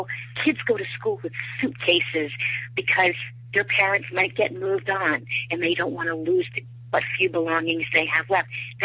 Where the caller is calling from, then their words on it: Attleboro, Massachusetts, United States; I'm calling from Attleboro, Massachusetts.